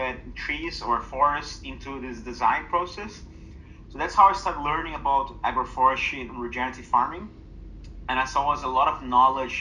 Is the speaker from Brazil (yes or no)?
yes; Brazil; my home country